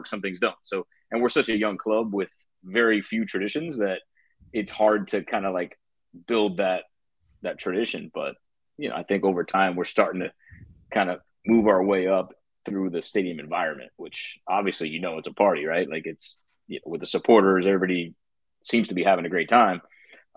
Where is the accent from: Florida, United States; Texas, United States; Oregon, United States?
Florida, United States; Miami; I'm born and raised in Miami. You know, went to Columbus High School down there in Miami, Florida